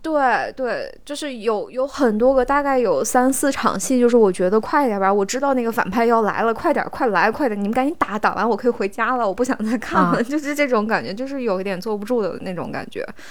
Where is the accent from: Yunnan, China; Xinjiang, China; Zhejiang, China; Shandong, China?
Xinjiang, China; 我们新疆人是，就是我们的牛，牛奶的那个品质不是很高嘛